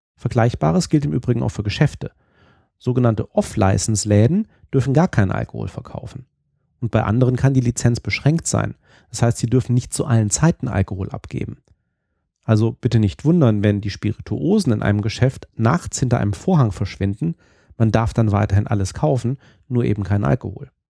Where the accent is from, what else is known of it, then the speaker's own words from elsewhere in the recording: Germany; moved away; also born or lived in Scotland; Als Deutscher